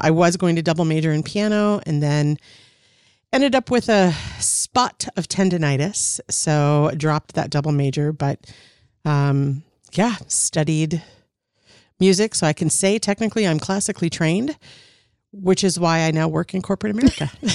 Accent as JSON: {"language": "English", "region": "Minnesota", "country": "United States", "tie": "born or raised there", "also_born_or_lived": "Wisconsin / California", "said": "grew up mostly in Minnesota, lived in Wisconsin for a couple of years, born in California, but primarily from in and around the Twin Cities"}